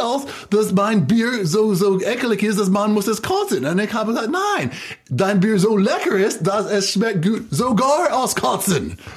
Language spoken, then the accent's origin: German; United States; German is a second language; wir sind Amerikaner